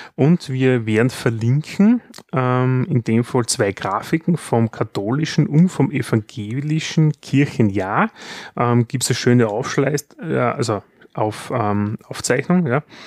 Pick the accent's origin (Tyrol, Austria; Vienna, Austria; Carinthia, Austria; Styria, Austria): Styria, Austria; bei uns in der Steiermark